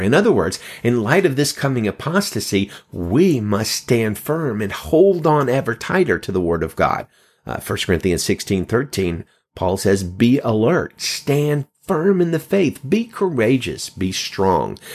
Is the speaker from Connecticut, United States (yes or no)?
no; Alabama, United States; moved away as an adult; now in California, United States; I come from the Bible Belt, live in California now. I've lived here over three years, but I was born in Alabama and lived in Alabama most of my life.